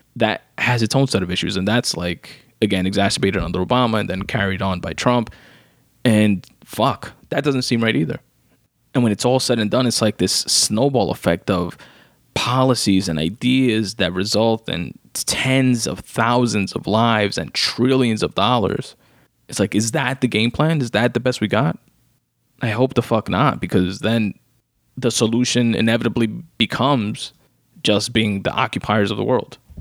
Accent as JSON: {"language": "English", "region": "New York", "country": "United States", "said": "me as a New Yorker"}